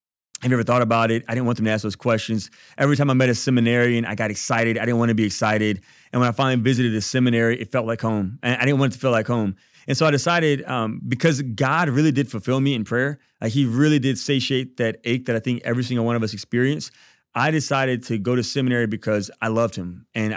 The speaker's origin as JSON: {"language": "English", "town": "Baton Rouge", "region": "Louisiana", "country": "United States", "said": "Yeah, so I'm from Baton Rouge. My mom is Catholic and my dad is African American Methodist Episcopalian. Mom's white, dad's Black."}